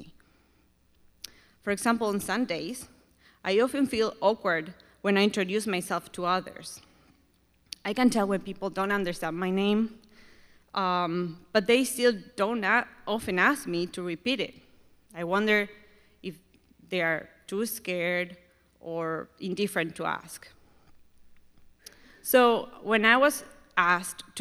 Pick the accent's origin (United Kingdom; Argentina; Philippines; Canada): Argentina; English is a second language; moved away as an adult; now in United States; I'm from Argentina